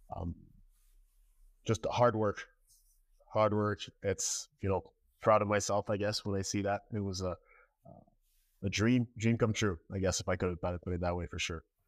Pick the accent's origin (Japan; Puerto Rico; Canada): Canada; La Prairie, Quebec; moved away as an adult; now in United States; I started in my hometown in La Prairie in, in, uh, Montreal, Coastal Montreal